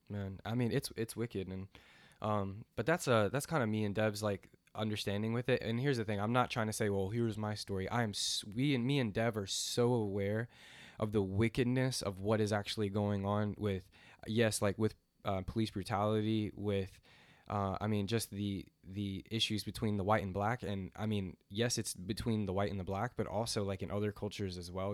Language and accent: English; the South, United States; I grew up in the South